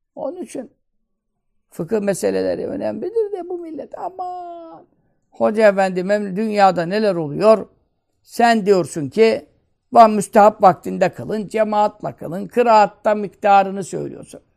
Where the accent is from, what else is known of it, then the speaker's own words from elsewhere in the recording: Turkey; Vatanın özbeyaz evlatlarıyız. Burada doğduk, burada büyüdük.